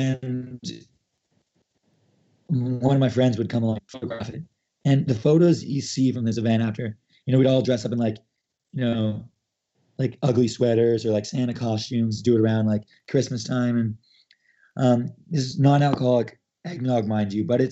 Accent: Canada; as a Canadian

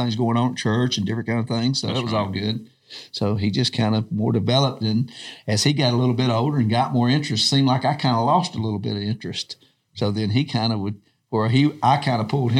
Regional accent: Georgia, United States; growing up in Georgia, had two older brothers

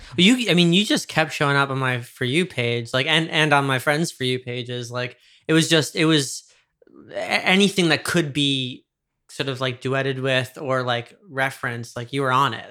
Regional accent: New York, United States; I grew up in New York.

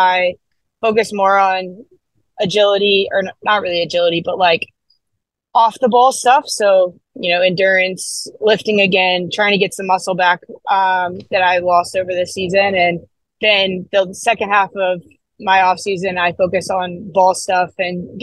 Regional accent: United States; being an American

